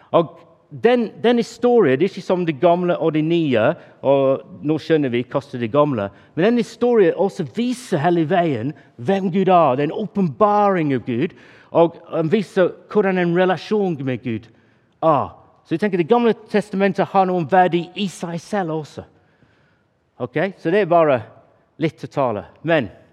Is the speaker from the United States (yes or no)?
no; England, United Kingdom; Norwegian is a second language; moved away; Jeg er engelskmann